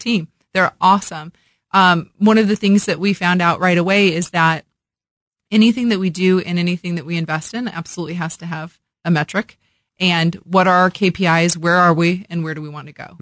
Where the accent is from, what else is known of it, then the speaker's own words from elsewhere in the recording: Illinois, United States; moved away as an adult; also born or lived in Las Vegas; now in Kansas City, United States; born and raised in Illinois, so that's the full circle approach of coming back to my Midwestern roots